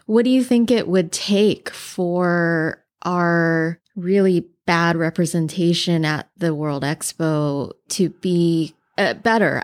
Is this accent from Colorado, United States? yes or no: no; Hawaii, United States; I grew up in Hawaii and it's a very mixed place